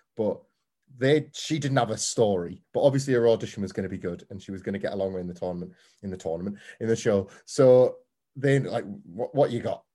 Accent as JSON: {"language": "English", "town": "Scarborough", "region": "Yorkshire and the Humber", "country": "United Kingdom", "tie": "born or raised there", "said": "I grew up in Scarborough on the Yorkshire coast"}